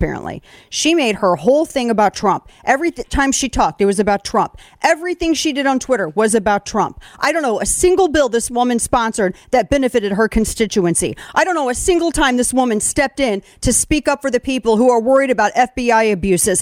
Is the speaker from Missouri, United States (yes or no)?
yes; Missouri, United States; now in Texas, United States; Missouri was my home state. Born and raised.